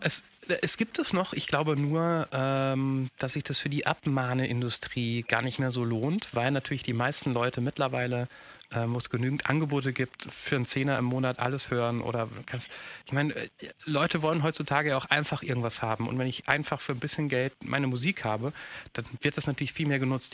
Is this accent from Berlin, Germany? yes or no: no; Mainz, Rhineland-Palatinate, Germany; ich bin in Mainz groß geworden